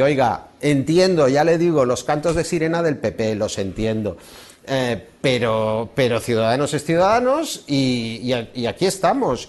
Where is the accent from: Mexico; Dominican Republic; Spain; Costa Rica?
Spain; Barcelona, Catalonia; como barcelonés